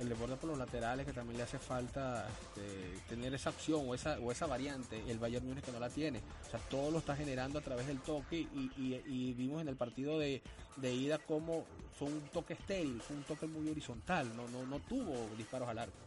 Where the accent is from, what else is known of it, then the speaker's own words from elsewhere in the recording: Trujillo, Venezuela; en mi tierra. Yo soy de Trujillo